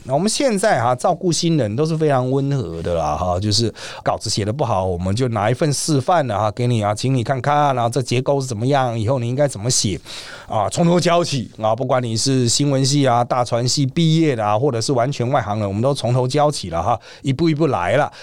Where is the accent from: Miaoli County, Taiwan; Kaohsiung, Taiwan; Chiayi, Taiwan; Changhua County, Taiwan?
Miaoli County, Taiwan; 我苗栗人。